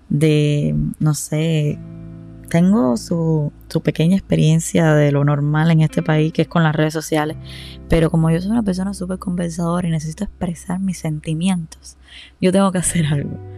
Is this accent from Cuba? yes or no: yes; Varadero, Matanzas, Cuba; A ver, yo he vivido en toda Cuba y soy de las personas que todavía no me siento identificada de dónde soy, pero Sí les puedo decir que donde más tiempo pasé entre tantas mudanzas en mi vida fue en Varadero. Yo crecí